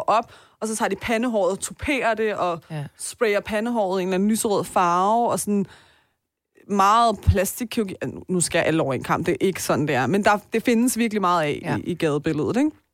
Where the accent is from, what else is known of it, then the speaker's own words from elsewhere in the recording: Denmark; Selvom jeg er født og opvokset her, men fordi jeg har dobbelt statsborgerskab